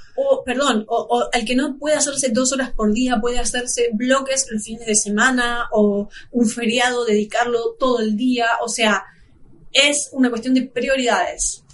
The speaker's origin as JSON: {"language": "Spanish", "country": "Argentina", "said": "nosotros somos de Argentina"}